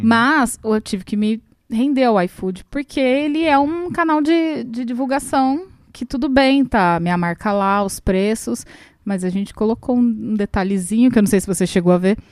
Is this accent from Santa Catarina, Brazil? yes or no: no; Ribeirão Preto, São Paulo, Brazil; moved away as an adult; also born or lived in Rio de Janeiro; now in Ubatuba, Brazil; eu sou de Ribeirão Preto